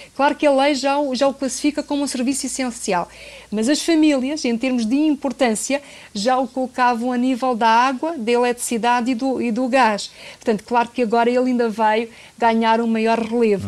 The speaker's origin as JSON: {"language": "Portuguese", "country": "Portugal", "said": "nós portugueses"}